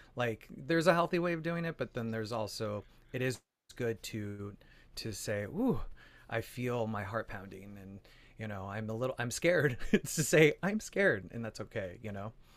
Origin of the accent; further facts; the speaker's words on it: Phoenix, Arizona, United States; moved away; also born or lived in New York; I'm originally from Arizona, from Phoenix, Arizona